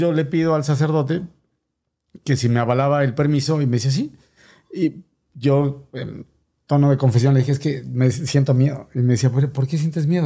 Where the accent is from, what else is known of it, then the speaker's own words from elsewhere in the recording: State of Mexico, Mexico; moved away as an adult; now in United States; soy originario del Estado de México. Para los que no saben mucho de geografía, finalmente chilango.